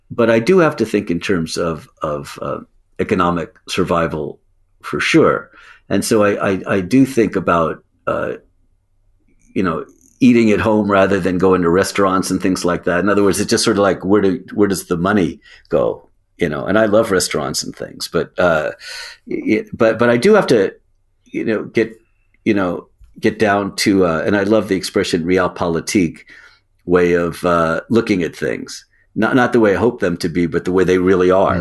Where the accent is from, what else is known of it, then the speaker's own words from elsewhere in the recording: United States; as an American